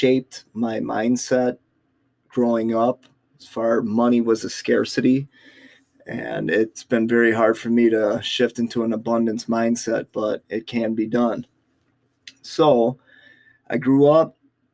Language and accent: English; Milwaukee, Wisconsin, United States; I was able to get work release in my hometown area of Milwaukee